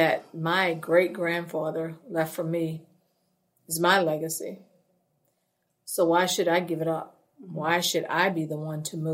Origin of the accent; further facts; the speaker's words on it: St. John the Baptist Parish, Louisiana, United States; I'm from St. John the Baptist Parish